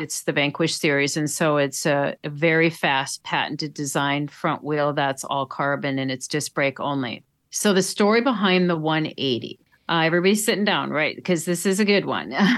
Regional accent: Duluth, Minnesota, United States; I grew up in Duluth

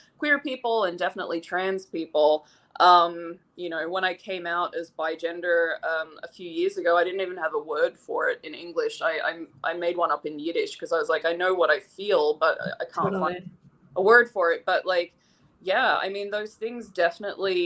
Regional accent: Sydney, New South Wales, Australia; moved away; I grew up in Sydney through the 80s, through most of the 80s. I was a kid in Sydney, Australia

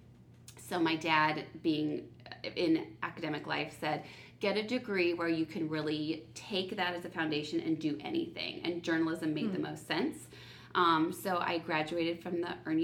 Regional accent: South Bend, Indiana, United States; I'm originally from South Bend, Indiana

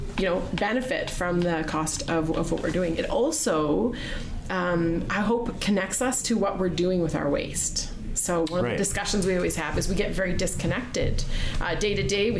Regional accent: Sylvan Lake, Alberta, Canada; now in Chestermere, Canada; I grew up in Sylvan Lake

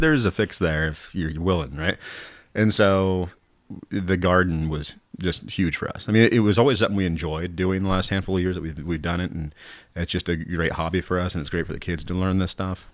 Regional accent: Southern Oregon, United States; Southern Oregon people are trying to really, truly be Southern Oregon people

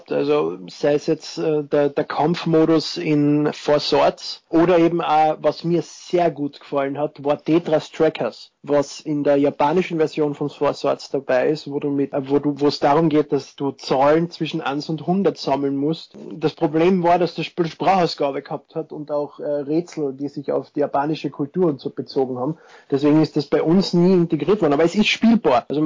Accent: Austria; ich bin Österreicher. Ich freue mich sehr über die positive Resonanz zu meiner Stimme, aber ich bin nicht der Lustige mit dem bayerischen Akzent. ich versuche eh, so weit wie möglich Hochdeutsch zu sprechen, aber man verfällt halt ein wenig in den Dialekt.

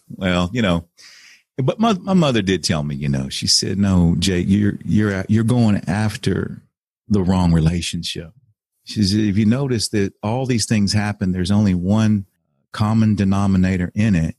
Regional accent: Texas, United States; moved away as an adult; also born or lived in Cleveland, Ohio / Beaumont, Texas; I ended up going back home to Texas. I'm from Texas, so I went back home

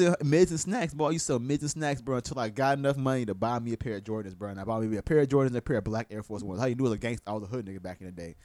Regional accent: Tampa, Florida, United States; also born or lived in West Palm Beach, Florida; born in West Palm Beach. I moved to Tampa when I was two. So I I was I'm from Tampa.

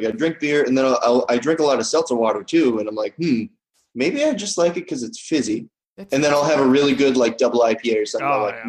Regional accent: Northeast, United States; Maybe it's because I'm from the Northeast.

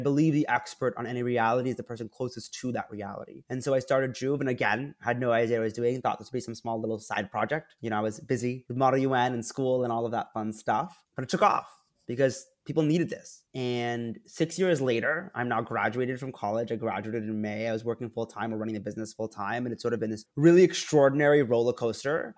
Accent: Princeton, New Jersey, United States; I was born in Princeton, New Jersey, born and raised in Proud.

